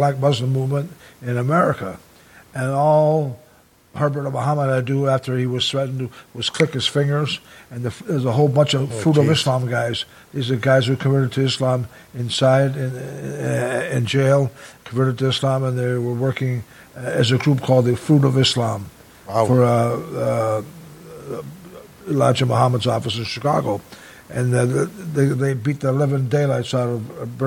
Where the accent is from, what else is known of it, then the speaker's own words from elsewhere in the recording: Toronto, Ontario, Canada; I was from Toronto